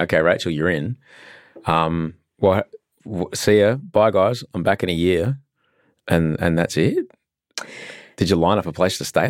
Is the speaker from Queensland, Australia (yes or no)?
yes; Brisbane, Queensland, Australia; moved away as an adult; also born or lived in London; now in Sydney, Australia; I grew up in Brisbane